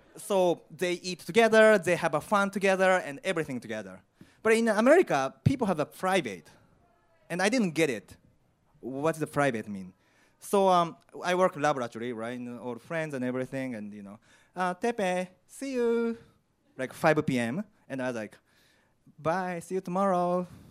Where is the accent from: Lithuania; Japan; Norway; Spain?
Japan; English is a second language; moved away as an adult; also born or lived in Indiana, United States / Chicago, United States; now in London, United Kingdom; I'm from Japan, I'm Asian